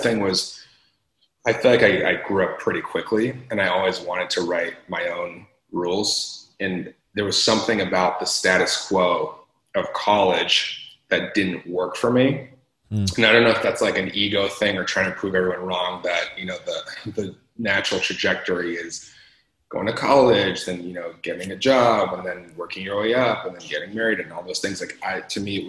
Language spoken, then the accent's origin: English; Los Angeles, California, United States; I'm born and raised in LA, so, you know, an Angeleno